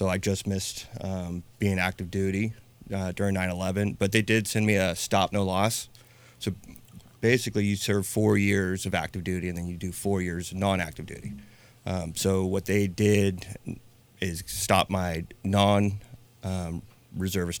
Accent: Napa, California, United States; I'm born and raised in Napa.

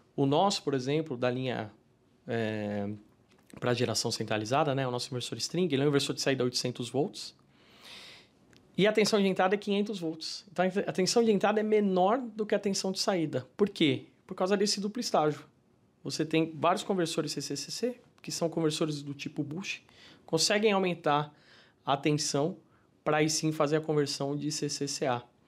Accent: São Paulo, Brazil; Eu sou paulistano, né? Nascido e criado em São Paulo

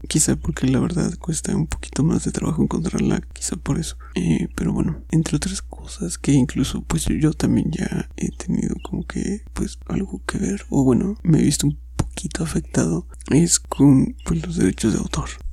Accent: Mexico; soy mexicano

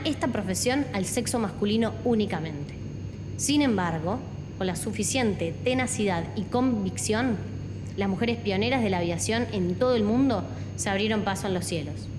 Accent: Santa Fe, Argentina; Como santafesina, como argentina, como mujer y como piloto

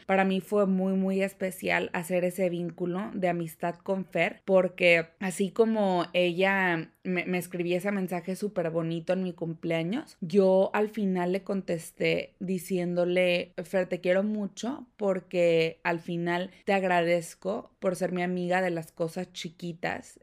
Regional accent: Mexico; moved away; yo doy por sentado el hecho de que vengo de un país, de México

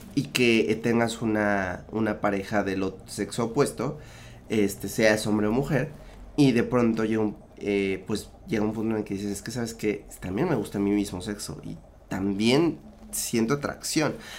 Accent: Mexico

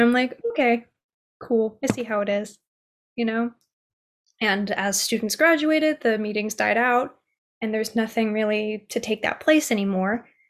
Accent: United States; I was born here in America

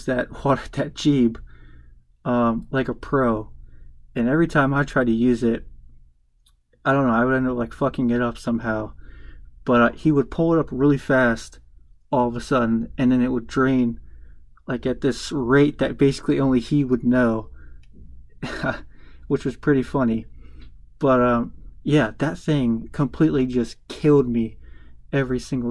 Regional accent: the South, United States; I'm from the South

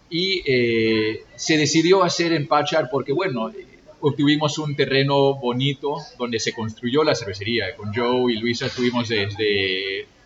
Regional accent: Lima, Peru; No, yo soy de Lima, pero internacional, viviendo en diferentes partes.

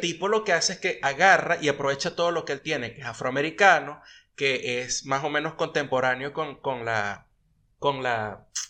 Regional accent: Venezuela; also born or lived in United States; now in Argentina; nosotros como venezolanos

